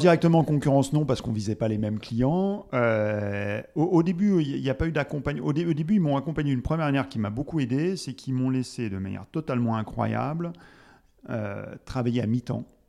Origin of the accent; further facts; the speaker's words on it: Gaillard, Auvergne-Rhône-Alpes, France; moved away as an adult; also born or lived in Annecy; now in Paris, France; je suis parti comme ça, d'Annemasse, enfin Gaillard pour être précis